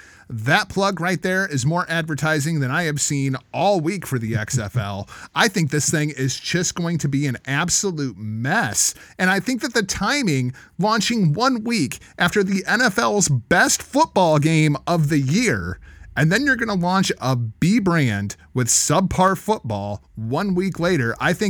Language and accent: English; Iowa, United States; I'm from Iowa